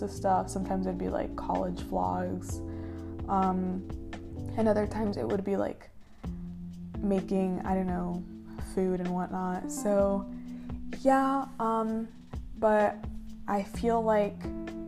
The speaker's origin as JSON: {"language": "English", "country": "United States", "tie": "born or raised there", "said": "I was born here in the United States"}